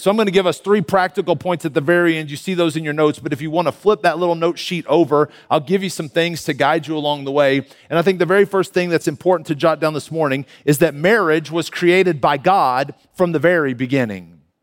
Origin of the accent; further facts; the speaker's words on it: Canyon, Texas, United States; moved away as an adult; now in Denver, United States; I am a native Texan, born and raised in Canyon, Texas, just up the road here